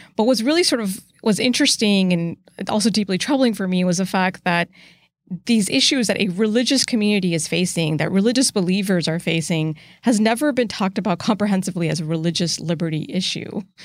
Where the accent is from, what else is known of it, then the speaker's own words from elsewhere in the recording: United States; as an American Muslim, I see the relationship between my faith and my country